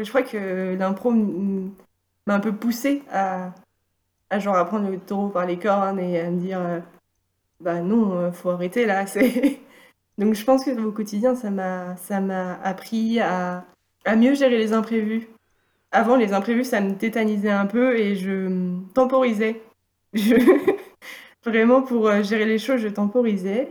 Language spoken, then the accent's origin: French; Valenciennes, Hauts-de-France, France; now in Nantes, France; j'ai grandi dans le nord de la France, à Valenciennes